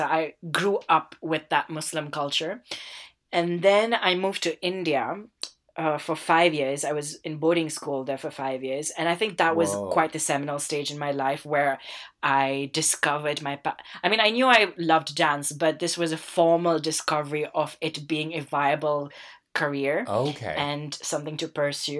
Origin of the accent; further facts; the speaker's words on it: Southall, London, United Kingdom; And they don't believe that I'm from Southall. Actually, I mean, the first thing they say, oh yeah, it is the very Asian area, right?